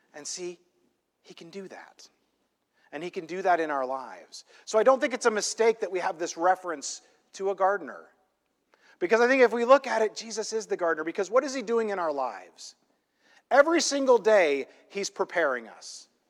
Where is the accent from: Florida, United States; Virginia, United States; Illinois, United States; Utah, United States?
Illinois, United States; now in California, United States; I grew up in this little, tiny, tiny, small town in Illinois in the middle of a cornfield